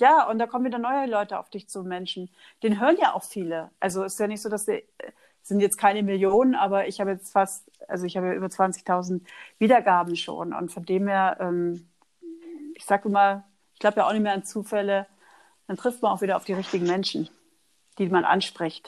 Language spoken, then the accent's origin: German; Oldenburg, Lower Saxony, Germany; accent: North German; moved away; Ich komme eigentlich aus Oldenburg bei, bei Bremen.